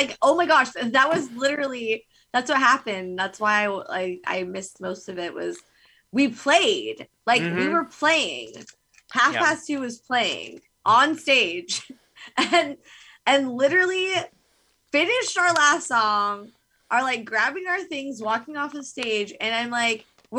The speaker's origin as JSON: {"language": "English", "region": "California", "country": "United States", "said": "we're from California"}